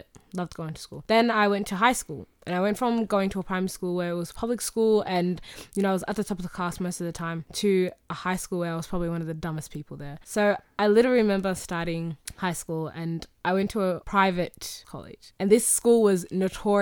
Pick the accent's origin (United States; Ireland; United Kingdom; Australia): Australia; accent: Australian